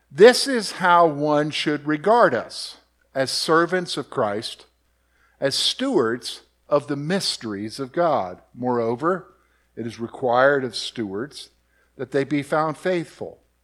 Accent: Columbia, South Carolina, United States; moved away; I grew up in Columbia, South Carolina

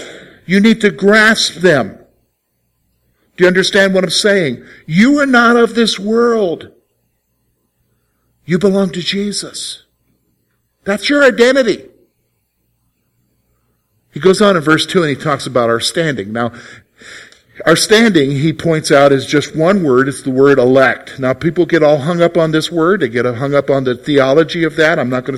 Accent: South Carolina, United States; also born or lived in Germany; Well, yeah, I guess you could say I'm from South Carolina, but I'm really not from South Carolina. I was born in Germany to a German mom.

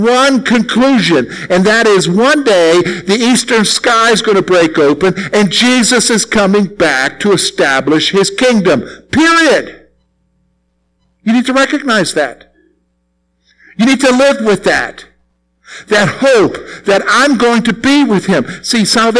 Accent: South Carolina, United States; moved away; all there is in South Carolina where I grew up is scrub oaks, pines, and sand.

